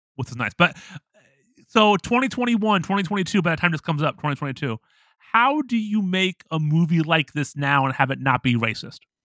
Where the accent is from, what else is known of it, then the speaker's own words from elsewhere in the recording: Toledo, Ohio, United States; I'm from Toledo. Like, you know, my high school was, like, predominantly white